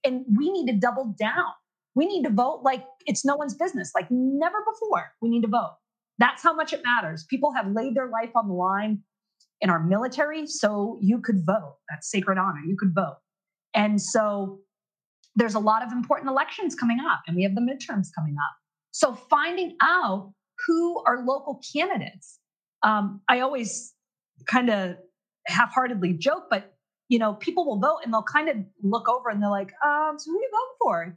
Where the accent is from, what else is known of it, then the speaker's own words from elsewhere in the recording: Maine, United States; I'm from Maine